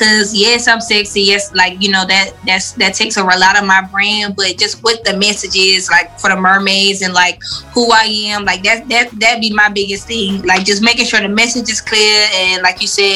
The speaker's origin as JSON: {"language": "English", "town": "Atlanta", "region": "Georgia", "country": "United States", "tie": "born or raised there", "also_born_or_lived": "Maryland / Clayton County, Georgia / Riverdale, Georgia", "said": "I was raised on the west side of Atlanta."}